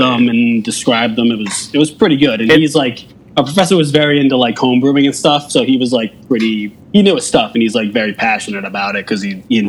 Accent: New Jersey, United States; moved away as an adult; also born or lived in Pittsburgh, Pennsylvania; now in Albany, United States; I grew up outside of, you know, I grew up in Jersey, like just pretty not too far outside of New York, and then Pittsburgh for 5 years.

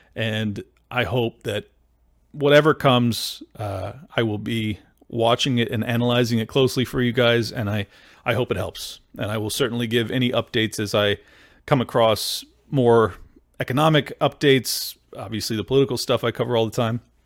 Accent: San Diego, California, United States; I grew up in San Diego.

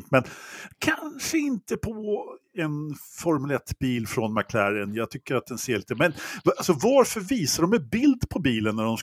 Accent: Stockholm, Stockholm County, Sweden; Så, som stockholmare vill jag bara påpeka att Hotell Geo ligger i de norra förorterna.

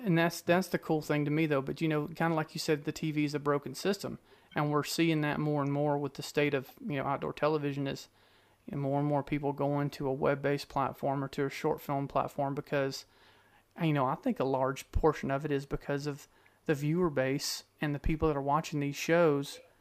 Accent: Georgia, United States; I grew up in Georgia

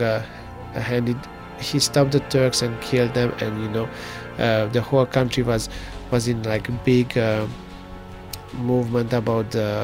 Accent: Transylvania, Romania; English is a second language; moved away as an adult; everything which is important for me was in Romania, all my memories, all my friends. So I always say I'm not Hungarian, I'm not Romanian. I try to be like between those two countries somewhere. So I'm Transylvania. I'm from Transylvania.

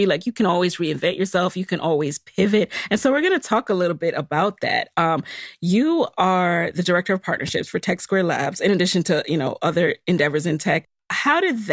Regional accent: Jamaica; I'm Jamaican

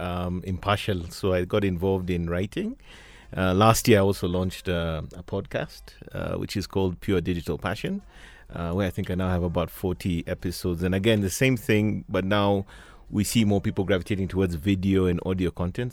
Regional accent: Mombasa, Mombasa County, Kenya; I was born and raised in, well, not born, but I grew up in Mombasa

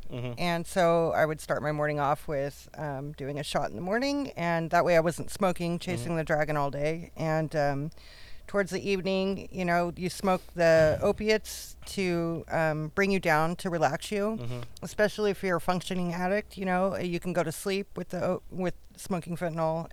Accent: Amador County, California, United States; now in Santa Ana, United States; I'm from Amador County, which is up north. It's near Sacramento, but on your way to Tahoe

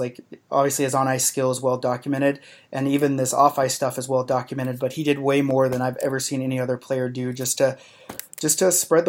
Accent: the South, United States; accent: southern; make fun of my southern accent that I had way more heavy then

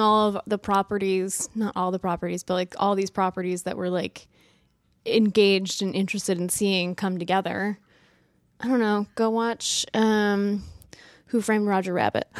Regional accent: New England, United States; I'm from New England, which I think is kind of a different cultural background

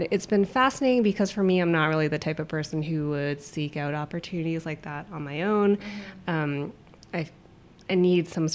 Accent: Toronto, Ontario, Canada; now in Seattle, United States; I'm originally from Toronto, so it snows a lot

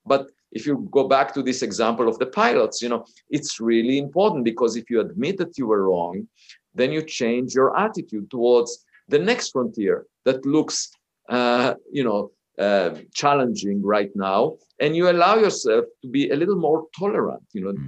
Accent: Israel; moved away; I grew up in Israel

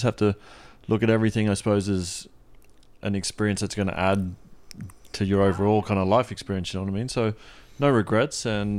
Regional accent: Australia; now in Toronto, Canada; I'm not moving from Australia to Toronto to be living out of the city.

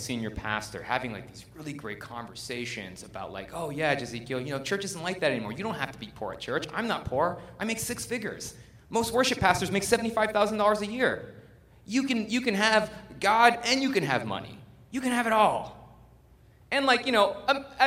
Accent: United States; we're American

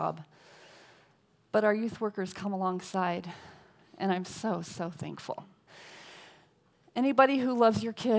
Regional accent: New England, United States; now in Los Angeles County, United States; I'm from New England, and I live in LA County

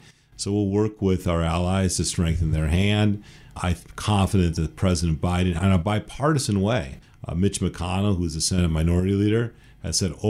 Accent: Minnesota, United States; now in Washington, United States; I come from Minnesota. Minnesota has a huge epidemic problem on drugs. I live in Washington.

